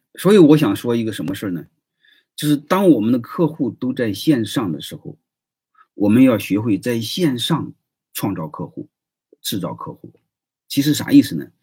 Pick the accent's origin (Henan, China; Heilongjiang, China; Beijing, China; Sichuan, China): Henan, China; now in Shandong, China; 我是河南人，总部的人